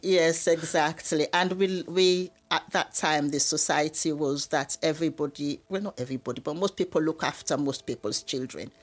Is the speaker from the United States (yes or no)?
no; Sierra Leone; moved away as an adult; now in United Kingdom; I was born in Sierra Leone in West Africa